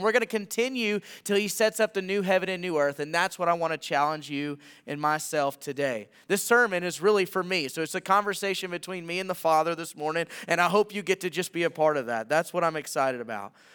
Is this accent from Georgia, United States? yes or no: no; Millington, Tennessee, United States; moved away as an adult; also born or lived in Montana; now in Anthem, United States; in my hometown, which is Millington, Tennessee.